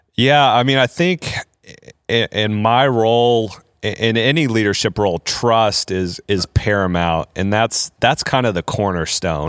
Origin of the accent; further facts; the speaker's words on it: Indiana, United States; I grew up in Indiana